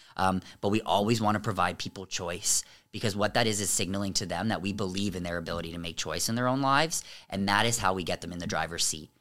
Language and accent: English; Amherstburg, Ontario, Canada; I was raised in Amherstburg